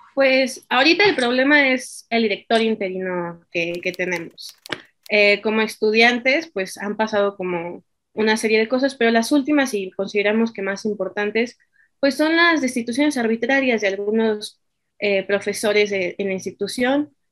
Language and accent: Spanish; Mexico; nosotros como mexicanos